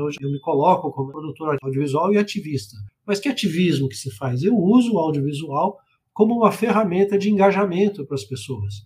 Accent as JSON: {"language": "Portuguese", "region": "Rio de Janeiro", "country": "Brazil", "said": "eu sou do Rio de Janeiro"}